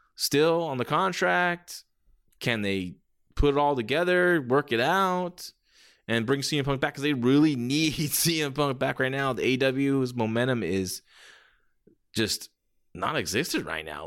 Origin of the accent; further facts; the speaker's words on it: San Jose, California, United States; here, right in my hometown, San Jose